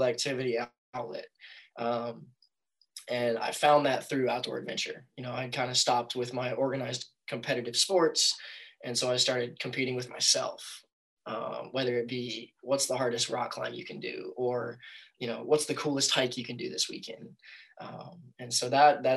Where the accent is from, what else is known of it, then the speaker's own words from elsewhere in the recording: North Carolina, United States; I grew up in North Carolina